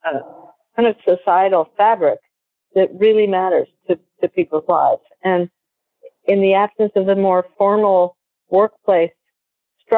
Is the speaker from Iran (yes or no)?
no; Peru; now in United States; I was born in Peru and I'm part Peruvian. And as I grew up, everybody was your aunt or uncle